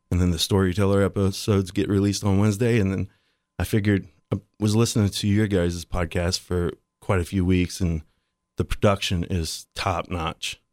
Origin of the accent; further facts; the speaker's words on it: Dayton, Ohio, United States; I grew up in East Dayton as like a white trash kid